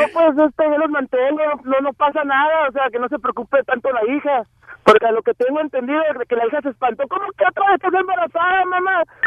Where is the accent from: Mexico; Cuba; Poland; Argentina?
Mexico; Sonora; yo soy de Sonora